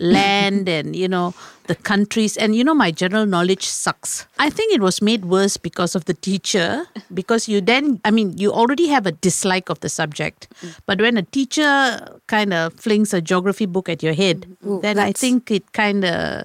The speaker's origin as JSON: {"language": "English", "region": "Kuala Lumpur", "country": "Malaysia", "tie": "born or raised there", "said": "I'm born in KL, raised in Klang, love Bak Kut Teh."}